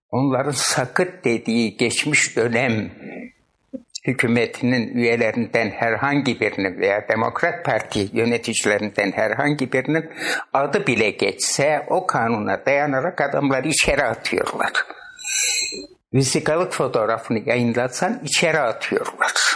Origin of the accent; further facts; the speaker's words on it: Siverek, Şanlıurfa, Turkey; moved away as an adult; also born or lived in Diyarbakır / Urfa / Ceylanpınar / İzmir; ben 1941 Siverek doğumluyum.